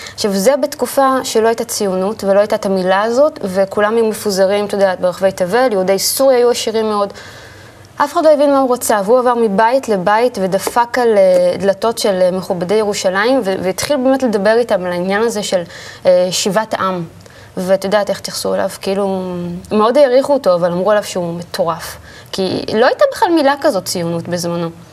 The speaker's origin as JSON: {"language": "Hebrew", "town": "Ra'anana", "region": "Central District", "country": "Israel", "tie": "born or raised there", "also_born_or_lived": "Tel Aviv", "said": "גדלנו ברעננה"}